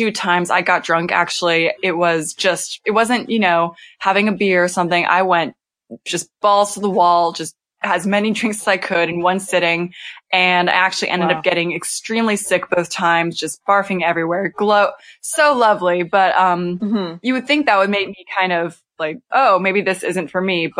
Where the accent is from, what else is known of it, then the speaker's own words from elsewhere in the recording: Temecula, California, United States; moved away as an adult; also born or lived in Los Angeles, California; now in North Carolina, United States; I'm from Temecula. So it's between LA and San Diego.